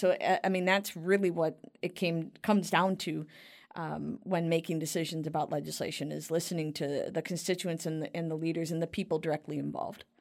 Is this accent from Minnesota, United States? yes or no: yes; Cottage Grove, Minnesota, United States; So that's Cottage Grove. That's my hometown